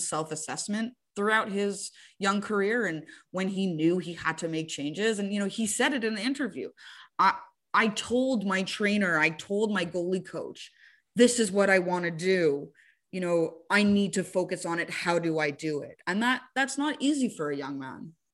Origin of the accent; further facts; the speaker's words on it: Montreal, Quebec, Canada; I'm from Montreal and that I covered the team for so long